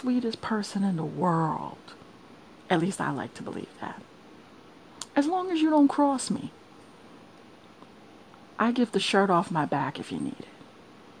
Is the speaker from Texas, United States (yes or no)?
no; New York City, New York, United States; moved away as an adult; I'm from Brooklyn, New York. I am a born and bred native New Yorker.